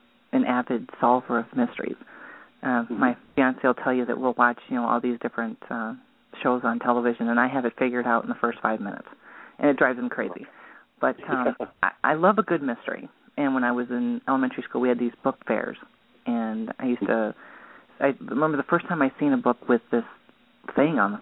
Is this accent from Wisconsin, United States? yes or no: yes; Wisconsin, United States; moved away as an adult; also born or lived in Iowa / Texas; now in Ohio, United States; born in Iowa, raised in Wisconsin